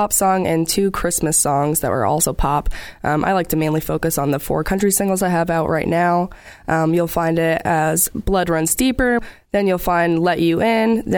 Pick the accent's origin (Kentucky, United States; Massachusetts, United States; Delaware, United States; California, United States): Massachusetts, United States; Raynham; I'm from Rainham, Massachusetts, and I'm a country singer